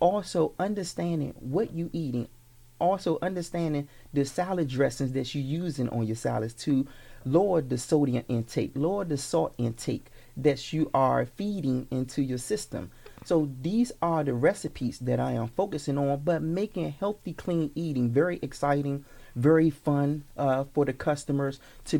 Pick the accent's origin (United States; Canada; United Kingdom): United States; Washington, District of Columbia; moved away; also born or lived in Landover, Maryland; I'm actually born and raised in Washington, D.C., Southeast.